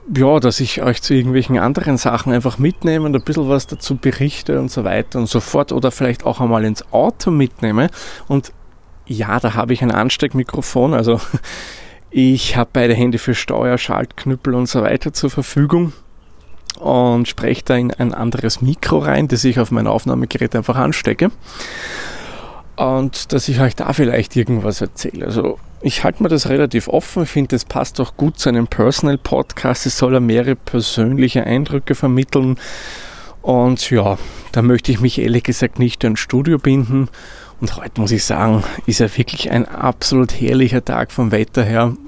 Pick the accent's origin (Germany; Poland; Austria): Austria; wie man bei uns in Österreich sagt